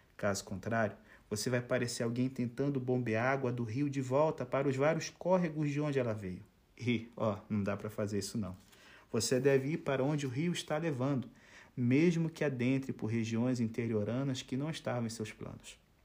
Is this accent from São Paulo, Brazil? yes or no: no; Itaboraí, Rio de Janeiro, Brazil; eu sou natural do Rio de Janeiro, mas assim, eu não sou carioca